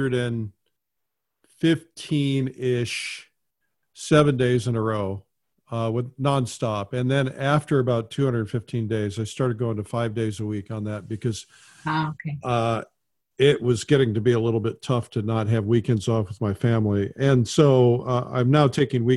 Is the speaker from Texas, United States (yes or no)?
no; Fort Wayne, Indiana, United States; I grew up in Fort Wayne, Indiana